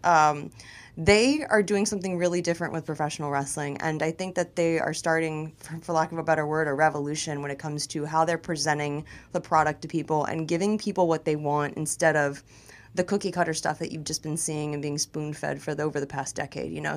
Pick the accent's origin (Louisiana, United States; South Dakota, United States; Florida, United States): Florida, United States; Tampa; moved away as an adult; also born or lived in Miami / New York / Los Angeles; I'm a Florida girl. You know, I'm from Tampa originally. I was born in Miami.